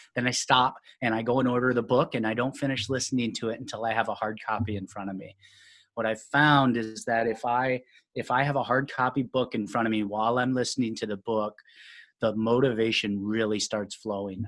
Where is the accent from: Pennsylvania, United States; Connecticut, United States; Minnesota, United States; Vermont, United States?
Minnesota, United States; moved away as an adult; now in Sacramento, United States; I grew up in Minnesota.